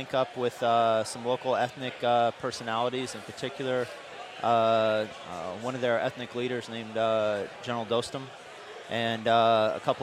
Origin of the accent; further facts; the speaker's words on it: Manhattan, Kansas, United States; I'm originally from Kansas. My family has a cattle ranch there. I grew up, shoring horses